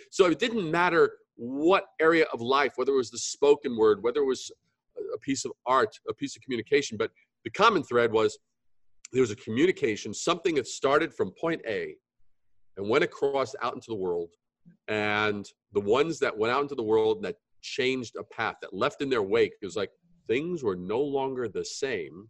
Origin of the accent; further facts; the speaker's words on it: New York, United States; Growing up in New York, we would go to Greenwich Village